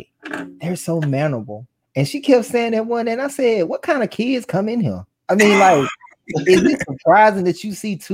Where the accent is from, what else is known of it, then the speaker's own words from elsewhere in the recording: Coosa, Alabama, United States; I'm from Coosa